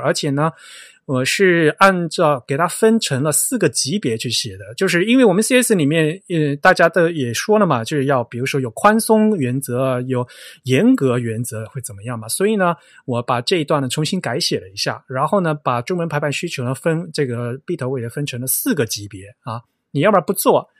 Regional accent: Yong'an, Fujian, China; moved away; 我是永安人，嗯，所以你说福州话，我说永安话，我们是互相听不懂的

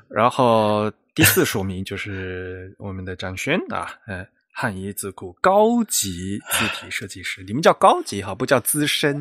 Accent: China; also born or lived in United States; 我们中国人

